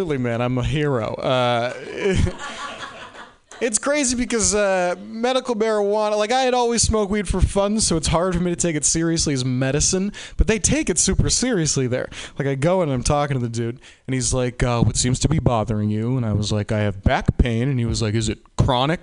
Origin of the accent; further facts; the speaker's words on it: Boston, Massachusetts, United States; I'm from Boston